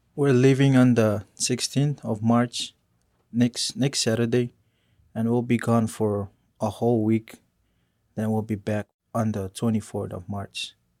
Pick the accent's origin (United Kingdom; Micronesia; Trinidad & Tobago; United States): Micronesia; Yap; moved away as an adult; I'm from Yap